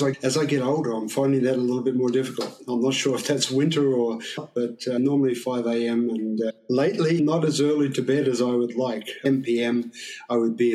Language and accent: English; Australia; now in Shanghai, China; being Australian